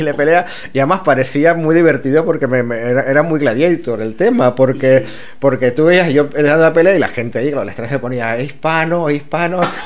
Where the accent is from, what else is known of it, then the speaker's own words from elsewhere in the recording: Canary Islands, Spain; eso es en mi tierra